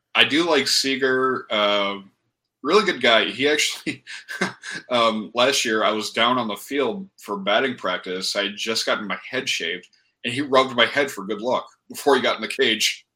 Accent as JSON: {"language": "English", "region": "Michigan", "country": "United States", "tie": "born or raised there", "said": "I grew up in Michigan"}